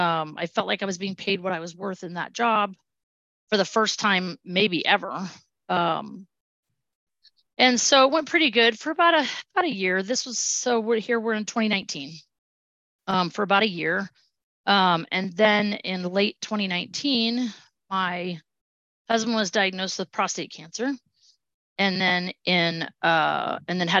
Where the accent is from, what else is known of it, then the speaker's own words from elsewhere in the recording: Southern California, United States; moved away; I grew up in Southern California.